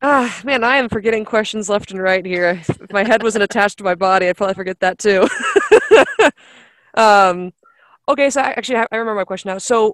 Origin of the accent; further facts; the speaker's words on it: Kansas, United States; because I grew up in Kansas for a portion of my life